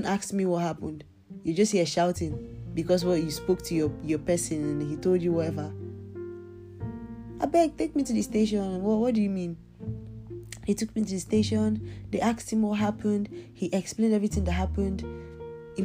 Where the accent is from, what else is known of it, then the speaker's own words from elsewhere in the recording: Nigeria; now in Turkey; I'm Nigerian